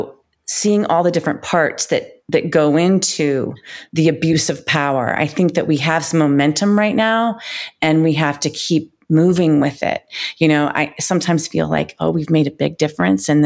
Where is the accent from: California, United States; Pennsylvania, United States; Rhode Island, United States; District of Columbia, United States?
District of Columbia, United States; Washington; moved away as an adult; also born or lived in New York City; grew up in Washington, D.C., and I was a ballet dancer